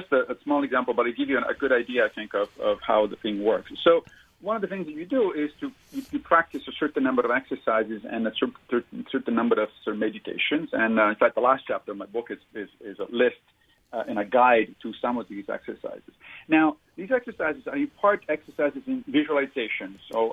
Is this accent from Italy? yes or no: yes; Rome, Lazio, Italy; moved away; I'm from Rome.